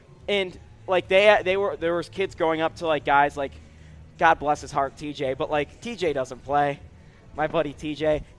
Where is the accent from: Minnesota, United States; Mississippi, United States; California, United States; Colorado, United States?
Colorado, United States; Boulder; Because when I grew up in Boulder, I wasn't as big of a Buffs follower as you, Ryan.